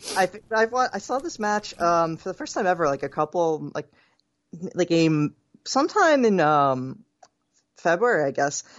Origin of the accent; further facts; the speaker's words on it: Philadelphia, Pennsylvania, United States; My hometown.